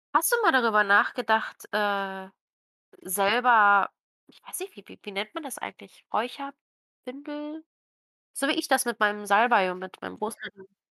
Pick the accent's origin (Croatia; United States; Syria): Croatia; moved away; meiner Heimat